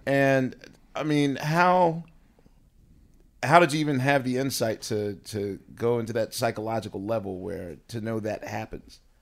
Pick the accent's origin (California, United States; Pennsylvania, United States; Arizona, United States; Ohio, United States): Pennsylvania, United States; Philadelphia; moved away as an adult; now in New York, United States; as a Philadelphian and as a season ticket holder to the Sixers